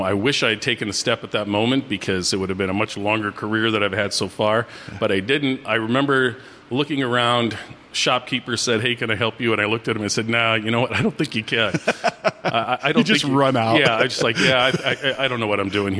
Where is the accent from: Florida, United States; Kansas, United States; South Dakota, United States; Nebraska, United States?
South Dakota, United States; I come from South Dakota